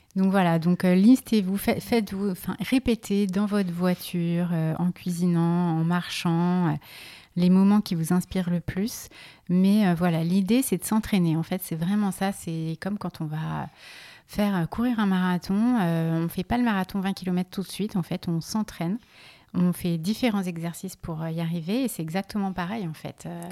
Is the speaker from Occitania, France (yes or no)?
no; Lyon, Auvergne-Rhône-Alpes, France; now in Paris, France; je suis née à Lyon